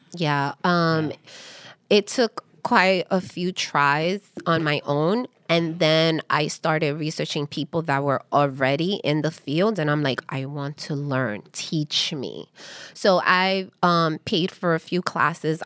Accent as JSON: {"language": "English", "town": "New York City", "region": "New York", "country": "United States", "tie": "born or raised there", "also_born_or_lived": "Harlem", "said": "I am Dominican descent. I'm American born here, raised in Washington Heights"}